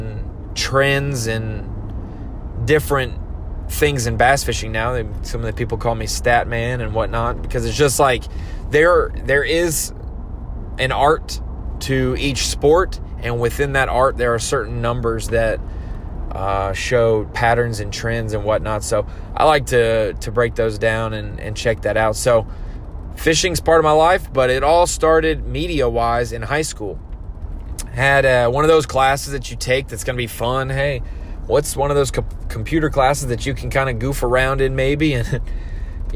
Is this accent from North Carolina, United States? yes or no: yes; North Carolina, United States; moved away as an adult; also born or lived in Central Florida, United States; now in Little Rock, United States; I grew up in North Carolina.